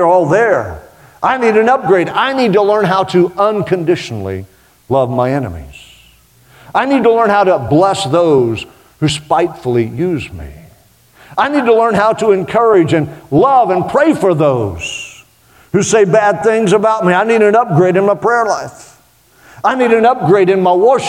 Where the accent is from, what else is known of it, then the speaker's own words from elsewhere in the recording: Oklahoma, United States; it's just the Okie in me